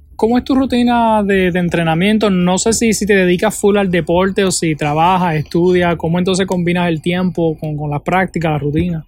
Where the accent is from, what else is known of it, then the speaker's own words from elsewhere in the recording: Utuado, Puerto Rico; en mi pueblo de Utuado